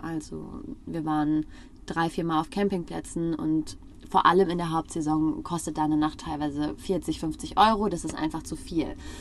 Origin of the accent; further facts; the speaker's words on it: Frankfurt am Main, Hesse, Germany; moved away; wir kommen aus Frankfurt am Main